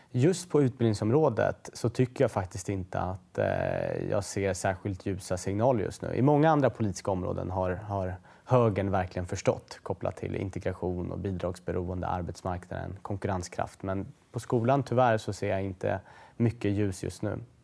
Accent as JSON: {"language": "Swedish", "town": "Stockholm", "region": "Stockholm County", "country": "Sweden", "tie": "born or raised there", "said": "Husby som är ju såklart ett bostadsområde norr om Stockholm där jag är född och växte upp kring Järvafältet"}